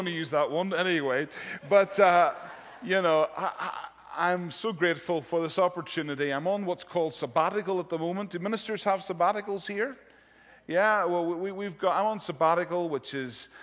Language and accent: English; Londonderry, Northern Ireland, United Kingdom; moved away as an adult; now in England; where I grew up in Londonderry, in the northwest of Northern Ireland